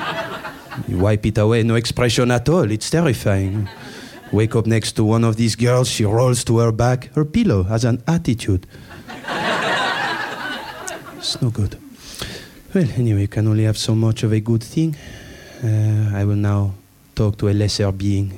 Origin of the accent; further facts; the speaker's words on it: Buckinghamshire, South East England, United Kingdom; Oh, Buckinghamshire originally, actually